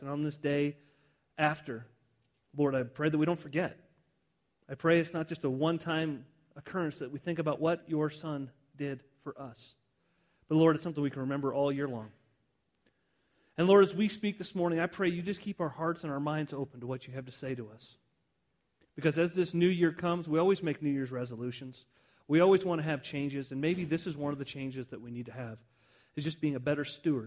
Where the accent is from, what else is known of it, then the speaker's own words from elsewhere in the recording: Southwest, United States; I grew up in the Southwest my whole life